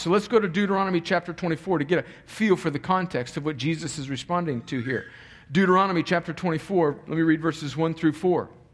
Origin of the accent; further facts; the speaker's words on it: El Centro, California, United States; moved away; my hometown's down in the valley in the bottom of California where it's about 115 degrees during the summer